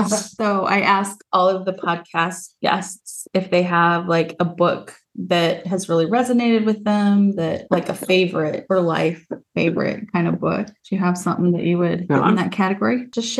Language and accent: English; Utah, United States; moved away as an adult; now in southeastern United States; growing up in Utah